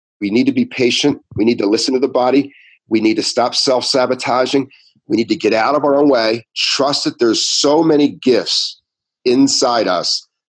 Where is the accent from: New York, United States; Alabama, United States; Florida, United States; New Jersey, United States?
New Jersey, United States; Ventnor City; I grew up in Ventnor